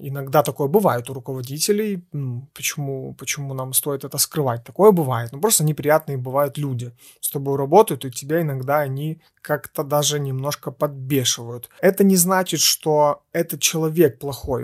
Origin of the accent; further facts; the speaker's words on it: Ukraine; мы из Украины